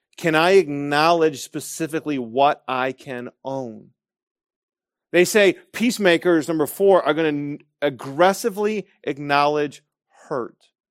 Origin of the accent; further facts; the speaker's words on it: Grand Rapids, Michigan, United States; moved away; that I was Dutch, that I was Reformed, and that I was from Grand Rapids, Michigan